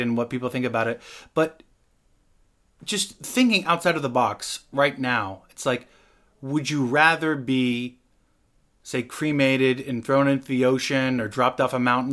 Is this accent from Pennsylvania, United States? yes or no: no; Washington, United States; moved away; also born or lived in Los Angeles; I'm from Washington.